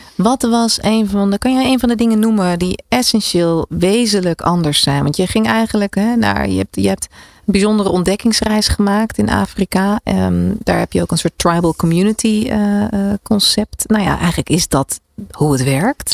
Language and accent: Dutch; Netherlands; we zijn erg geneigd als Nederlanders